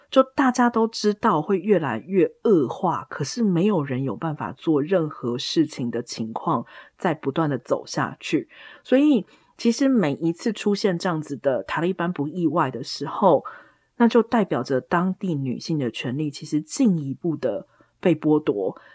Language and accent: Chinese; Taiwan; 我们在台湾长大的人